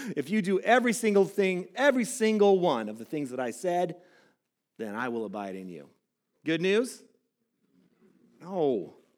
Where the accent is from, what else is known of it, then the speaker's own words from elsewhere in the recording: Southern California, United States; I grew up in Southern California. I grew up by the ocean.